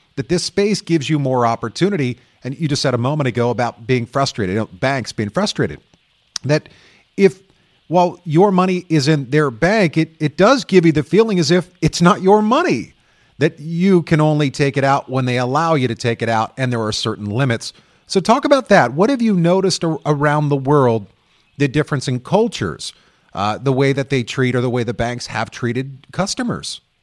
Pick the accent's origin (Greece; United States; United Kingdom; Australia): United States; I'm American